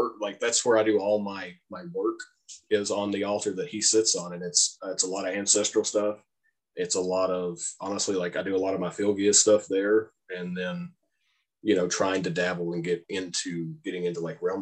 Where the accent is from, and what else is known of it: United States; accent: redneck